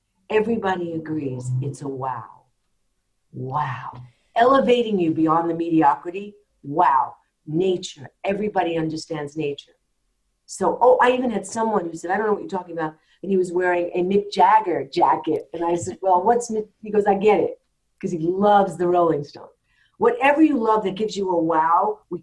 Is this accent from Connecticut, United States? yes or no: no; New York, United States; I'm a New Yorker